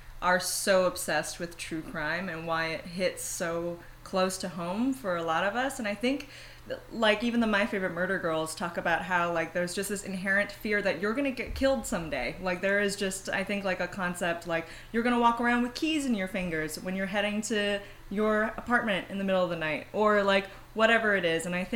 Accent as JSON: {"language": "English", "country": "Singapore", "tie": "born or raised there", "moved": "yes", "said": "I was born and raised in Singapore, and we're all very superstitious there"}